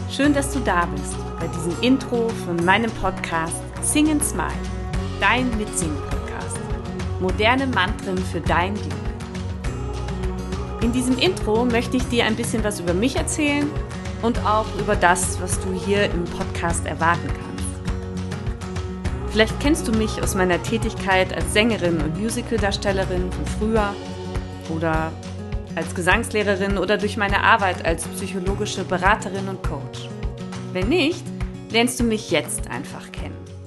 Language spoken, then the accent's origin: German; Northern Germany, Germany; moved away as an adult; also born or lived in Vienna, Austria; now in near Vienna, Austria; Ursprünglich bin ich aus Norddeutschland